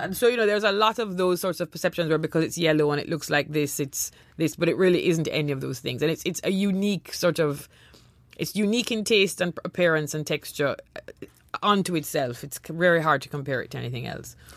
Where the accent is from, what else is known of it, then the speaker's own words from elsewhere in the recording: Jamaica; also born or lived in Trinidad; growing up in Jamaica, we lived in Trinidad for a number of years